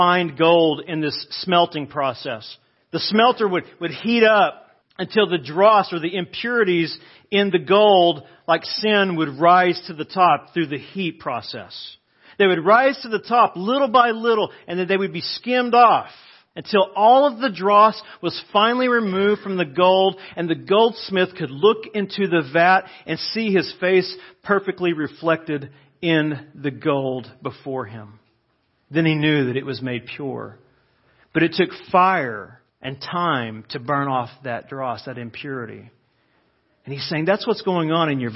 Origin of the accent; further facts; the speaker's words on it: United States; as American Christians